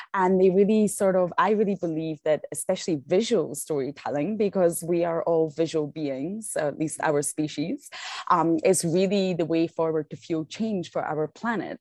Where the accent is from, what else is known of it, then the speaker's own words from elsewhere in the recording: Scotland, United Kingdom; now in South Africa; I'm from Scotland